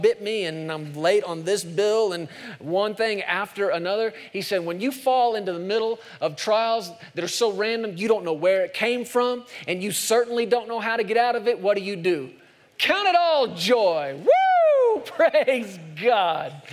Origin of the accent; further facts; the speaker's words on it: United States; I'm an American